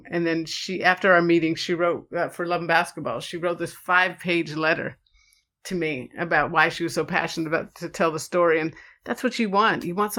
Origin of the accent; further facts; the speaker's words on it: Pacific Grove, California, United States; also born or lived in Chicago; Yeah. So raised in Pacific Grove, California was the bulk of my upbringing. And it's a place up north near Carmel, Pebble Beach.